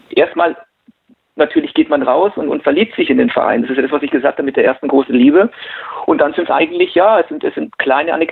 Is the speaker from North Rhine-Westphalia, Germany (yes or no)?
no; Nuremberg, Bavaria, Germany; Ja, und irgendwann habe ich mal gedacht, es wäre mal ganz schön, was über meine Heimatstadt Franken zu schreiben, also über